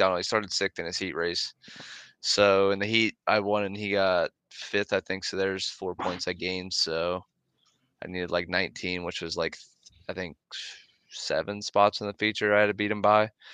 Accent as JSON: {"language": "English", "town": "Millersburg", "region": "Pennsylvania", "country": "United States", "said": "Millersburg, PA"}